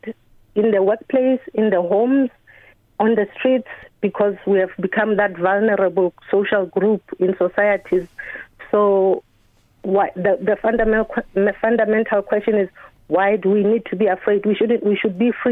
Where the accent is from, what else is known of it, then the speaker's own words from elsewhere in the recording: Lesotho; moved away as an adult; now in Ireland; I'm from Lesotho in Southern Africa. My country is landlocked by South Africa